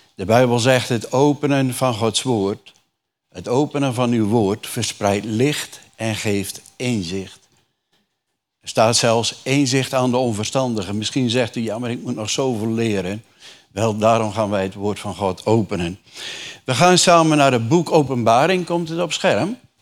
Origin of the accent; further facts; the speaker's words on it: Urk, Flevoland, Netherlands; Ik kom uit een reformatorisch dorp. Jullie weten, ik kom van Urk, niet ver van hier.